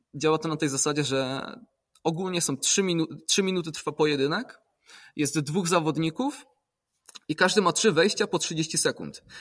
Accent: Poland; pochodzę z gór

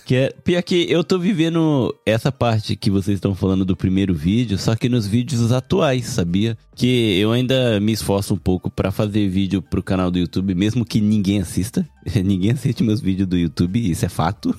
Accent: Japan; Meu português é todo errado, porque eu cresci no Japão

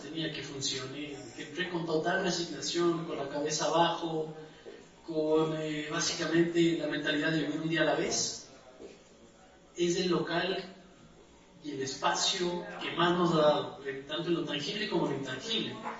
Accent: Andes, Ecuador; soy de Ecuador, soy de los Andes

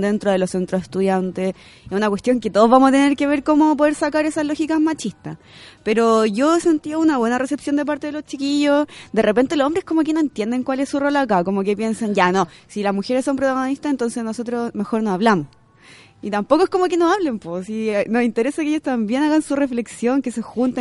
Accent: Curicó, Maule, Chile; moved away as an adult; now in Santiago, Chile; vengo de Curicó.

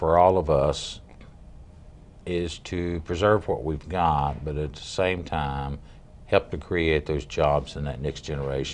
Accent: Oak Ridge, Tennessee, United States; now in Williamson County, United States; I was born in Oak Ridge over at Anderson County

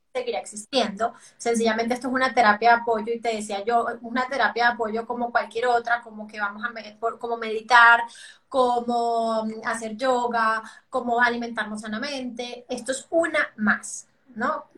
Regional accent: Venezuela; now in Colombia; yo soy venezolana, pero vivo en Colombia

